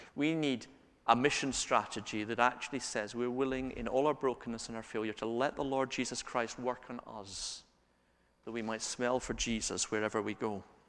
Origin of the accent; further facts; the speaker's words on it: Scotland, United Kingdom; We're Scottish